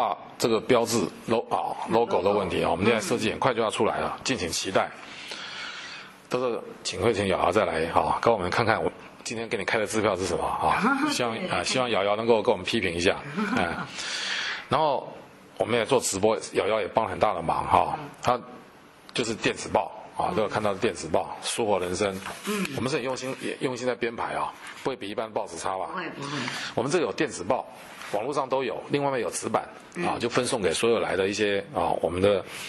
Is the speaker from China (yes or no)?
no; Taiwan; 这个一路上跟这些犯罪被害人在一起啊，我们啊深深感受到我们台湾人民的爱心啊。